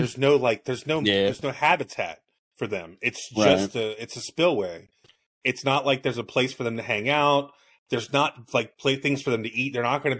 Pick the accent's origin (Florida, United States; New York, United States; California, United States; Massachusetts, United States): Florida, United States; Miami; moved away; also born or lived in Cocoa Beach, Florida; I'm not from Miami. I wasn't born there. I was born in Cocoa Beach, and we moved down to Miami when I was like one, and then I grew up there